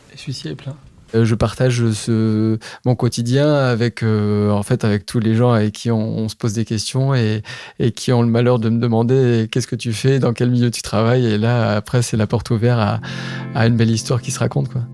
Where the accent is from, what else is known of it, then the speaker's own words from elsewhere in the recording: Charente, Nouvelle-Aquitaine, France; je suis originaire de Charente